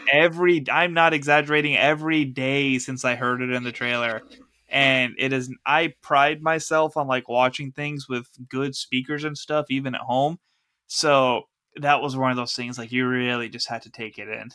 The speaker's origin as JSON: {"language": "English", "country": "United States", "said": "we, as an American audience"}